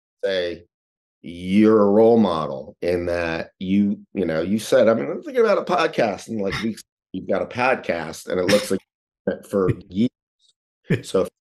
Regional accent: New York City, New York, United States; I grew up in New York City

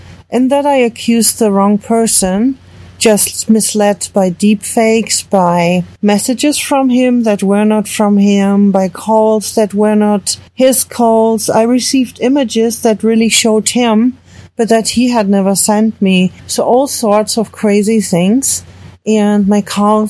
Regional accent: Germany; moved away as an adult; now in United States; I'm an American citizen, but I was born in Germany, where I spent the first 41 years of my life.

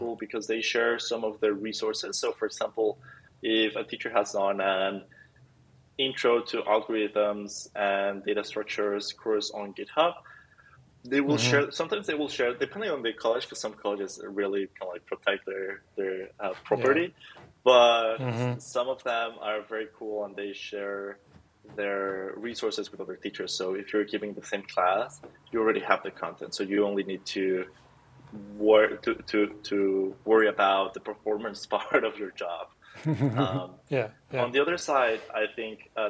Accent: Mexico; I'm from Mexico

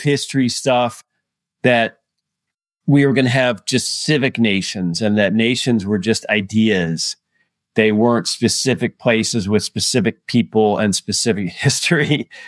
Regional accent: United States; as an American

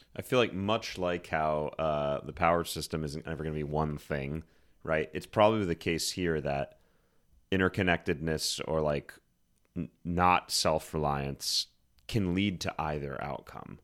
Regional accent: Susquehanna River, Pennsylvania, United States; I grew up on the Susquehanna River.

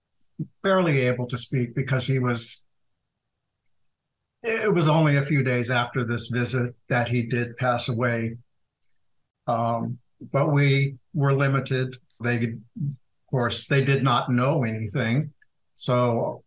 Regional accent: Wichita, Kansas, United States; moved away as an adult; also born or lived in Atlanta, Georgia; I was living in Wichita, Kansas, my hometown

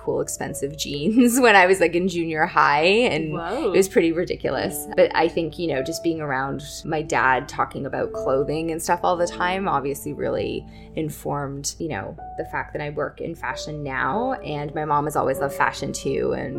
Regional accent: Toronto, Ontario, Canada; I grew up in Scarborough

